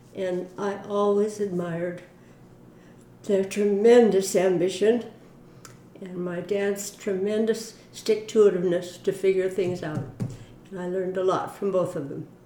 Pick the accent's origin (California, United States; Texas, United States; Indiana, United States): California, United States; Mountain View; also born or lived in Vancouver, British Columbia, Canada / Hoquiam, Washington / Sunnyvale, California; we moved first to Hoquiam, Washington, and then to a little house on Airhorn Street, right down in Mountain View, just parallel with Castro Street.